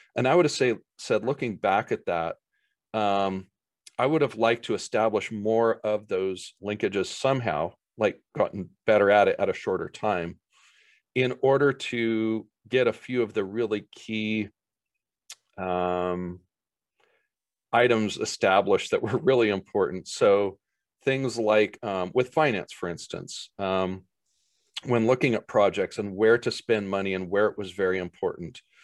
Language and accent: English; Boise, Idaho, United States; my hometown area of Boise